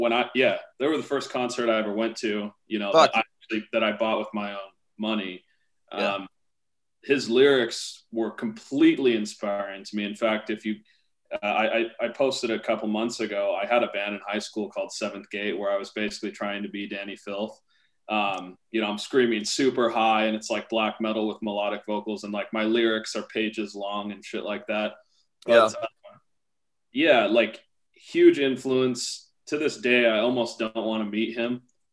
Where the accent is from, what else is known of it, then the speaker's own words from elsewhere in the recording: Portland, Oregon, United States; Portland, Oregon.